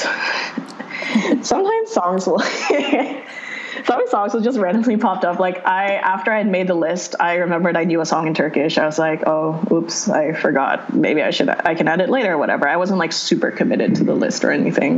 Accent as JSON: {"language": "English", "country": "Philippines", "tie": "born or raised there", "also_born_or_lived": "United States", "moved": "yes", "said": "I grew up in the Philippines where everybody speaks like multiple languages"}